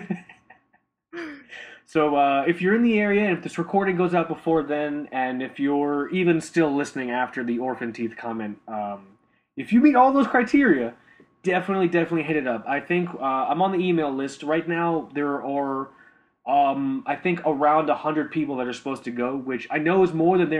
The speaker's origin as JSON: {"language": "English", "area": "Miami, Fort Lauderdale area", "region": "Florida", "country": "United States", "tie": "born or raised there", "said": "we grew up in the Miami, Fort Lauderdale area"}